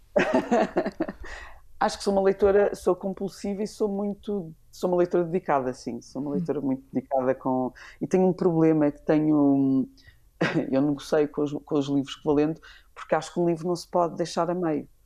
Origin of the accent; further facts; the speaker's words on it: Lisbon, Portugal; E eu sou dos Olivais